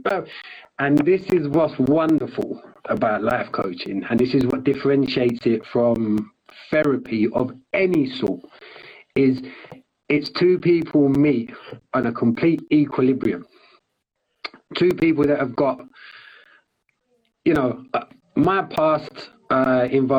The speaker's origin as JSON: {"language": "English", "region": "London", "country": "United Kingdom", "tie": "born or raised there", "said": "where I grew up in London"}